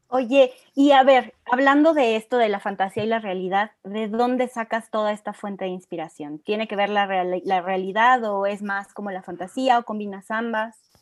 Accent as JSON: {"language": "Spanish", "region": "Mexico City", "country": "Mexico", "said": "los que somos de la Ciudad de México"}